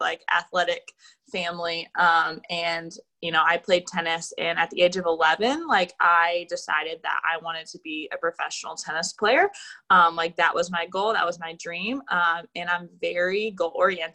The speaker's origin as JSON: {"language": "English", "town": "Jacksonville", "region": "Florida", "country": "United States", "tie": "born or raised there", "said": "I was born and raised in Jacksonville, Florida"}